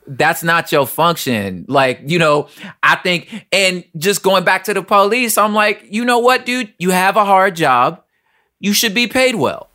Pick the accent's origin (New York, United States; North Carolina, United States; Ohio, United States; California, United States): California, United States; Los Angeles; We're all from South Central L